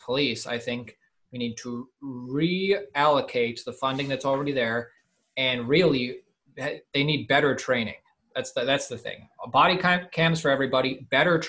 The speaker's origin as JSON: {"language": "English", "region": "Ohio", "country": "United States", "moved": "yes", "lives_now": "Los Angeles, United States", "said": "we live in a bubble in Los Angeles because we're from Ohio"}